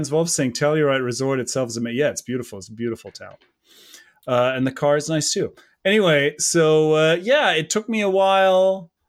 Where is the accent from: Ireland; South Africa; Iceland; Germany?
Germany; North Rhine-Westphalia; I'm from the Ruhrgebiet. I probably more Polish than you.